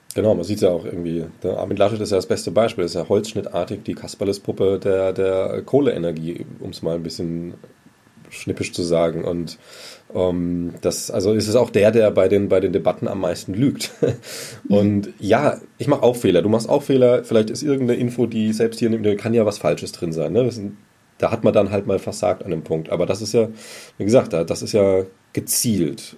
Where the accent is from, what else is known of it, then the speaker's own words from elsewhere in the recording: Germany; wir das auch als Deutsche schon kennen